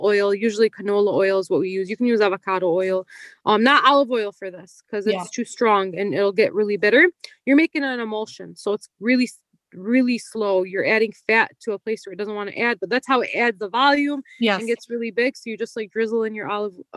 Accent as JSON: {"language": "English", "country": "United States", "tie": "born or raised there", "said": "an American born Muslim"}